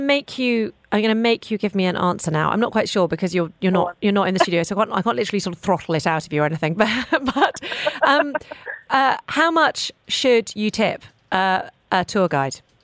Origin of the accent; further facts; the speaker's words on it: United Kingdom; I'm also British